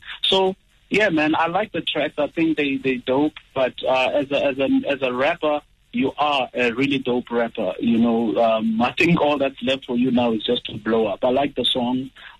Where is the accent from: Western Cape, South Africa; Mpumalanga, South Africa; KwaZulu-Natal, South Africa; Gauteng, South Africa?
Mpumalanga, South Africa; I'm a guy from Mpumalanga